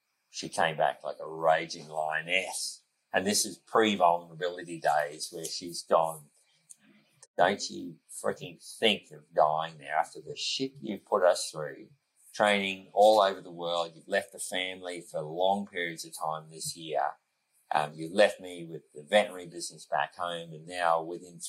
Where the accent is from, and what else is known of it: Australia